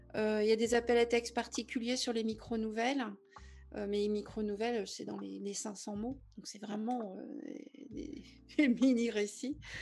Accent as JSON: {"language": "French", "region": "Brittany", "country": "France", "said": "je suis bretonne."}